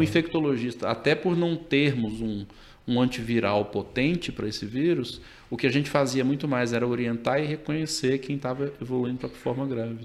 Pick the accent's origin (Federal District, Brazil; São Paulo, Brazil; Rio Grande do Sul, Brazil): Federal District, Brazil; Brasília; moved away as an adult; now in Manaus, Brazil; eu já nasci em Brasília, fiz a minha faculdade de medicina lá